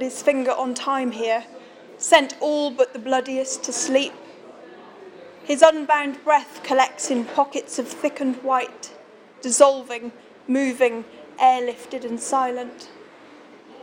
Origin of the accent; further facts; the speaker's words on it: Shrewsbury, West Midlands, United Kingdom; this is my hometown